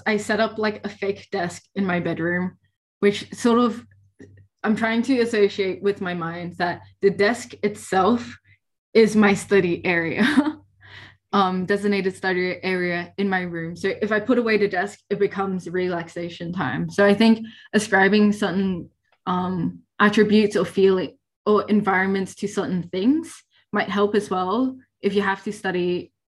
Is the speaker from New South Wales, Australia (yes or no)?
no; Victoria, Australia; I'm from Victoria